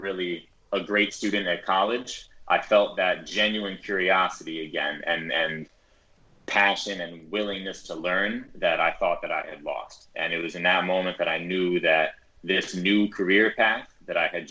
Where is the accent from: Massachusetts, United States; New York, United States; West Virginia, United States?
New York, United States; New York City; I'm born and raised in New York City.